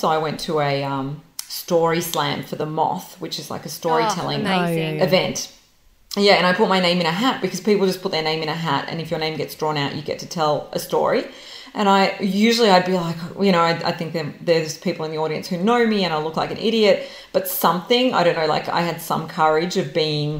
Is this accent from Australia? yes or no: yes; Melbourne, Victoria, Australia; first language Serbo-Croatian; English is a second language; also born or lived in Belgrade, Serbia; now in New York, United States; we came to Australia when I was about 5. So I was born in Yugoslavia, which is what the country was called at that time